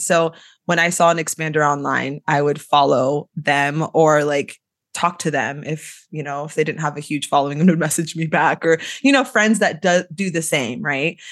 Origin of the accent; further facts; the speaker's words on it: Sacramento, California, United States; I'm from the Sacramento area in California. Grew up here, was raised here